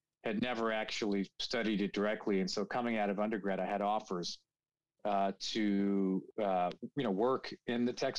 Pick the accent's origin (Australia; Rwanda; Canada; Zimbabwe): Canada; Toronto, Ontario; moved away as an adult; also born or lived in United States / England / Paris, France; born and raised in Toronto